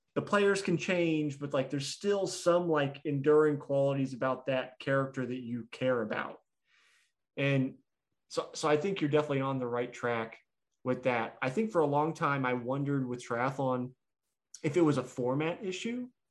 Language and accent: English; United States; also born or lived in Kansas City; as an American